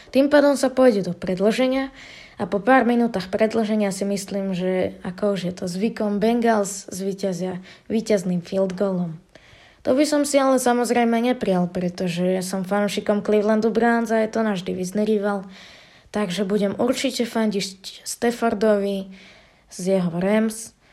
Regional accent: Žilina, Žilina Region, Slovakia; som zo Žiliny, mám 13 rokov

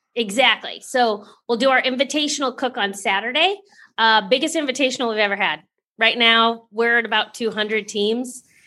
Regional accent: Kansas City, Missouri, United States; So I'm from Kansas City. Kansas City's mecca of barbecue.

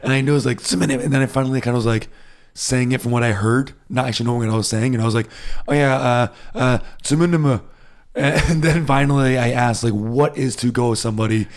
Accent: United States; moved away as an adult; now in Germany; I'm American

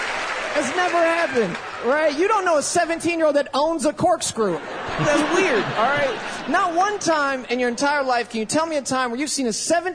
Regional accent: Tampa, Florida, United States; from Tampa, Florida.

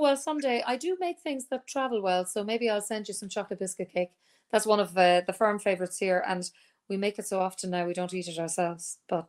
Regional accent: Leinster, Ireland; accent: neutral; But I'm from Kildare, which is quite close to Dublin, and I have, I suppose, a neutral accent. My parents were from the south, from Cork and Clare, and so my accent is very non specific.

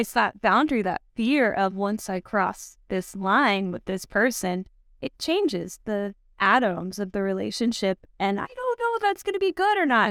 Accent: Texas, United States; I grew up in Texas

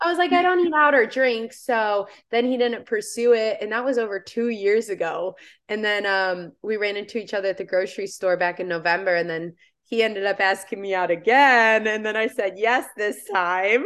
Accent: Indiana, United States; moved away as an adult; now in Florida, United States; I now live in Florida, uh, born and raised in Indiana.

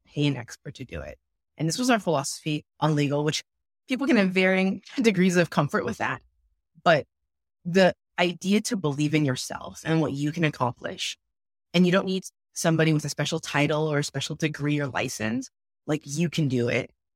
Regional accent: Roseville, California, United States; also born or lived in Berkeley, California; growing up in Rose, it was really interesting. It's a fairly conservative town or city, if you might call it. It's twenty minutes outside of Sacramento

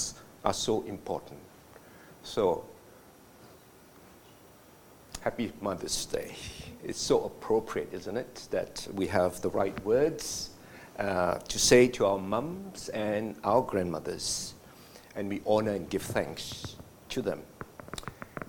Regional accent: Malaysia; now in Australia; Growing up in Malaysia

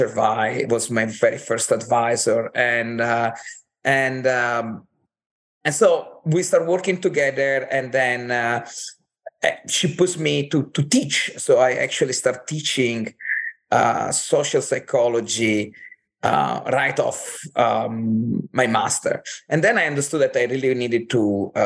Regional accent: Cortina d'Ampezzo, Veneto, Italy; moved away; I'm from Italy originally. I grew up in this little town called Cortina d'Ampezzo

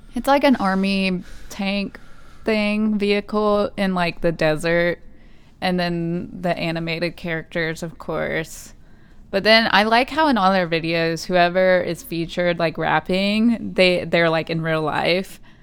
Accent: United States; being American

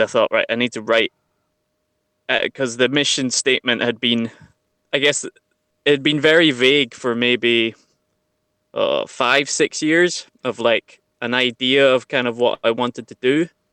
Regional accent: Central Belt, Scotland, United Kingdom; I grew up in the Central Belt

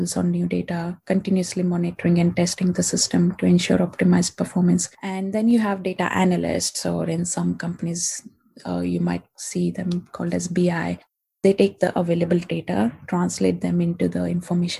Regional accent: India; moved away as an adult; now in London, United Kingdom; I'm from India and I came to London about 6 years back

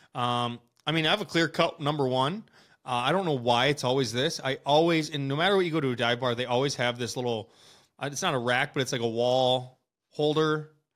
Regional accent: Wisconsin, United States; we're from Wisconsin

